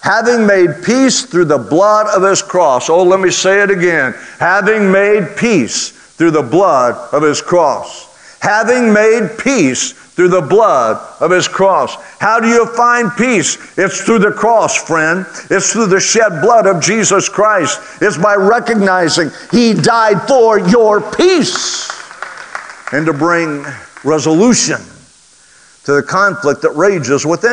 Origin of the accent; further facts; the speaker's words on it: Oklahoma, United States; I grew up in Oklahoma